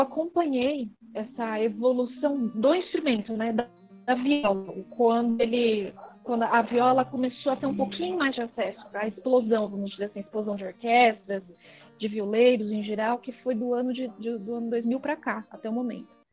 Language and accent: Portuguese; São Paulo, Brazil; eu nasci em São Paulo, né, na capital